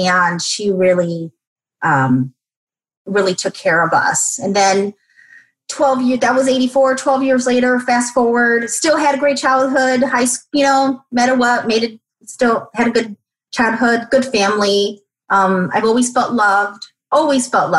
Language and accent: English; Chicago, Illinois, United States; I'm born and raised in Chicago, single mom.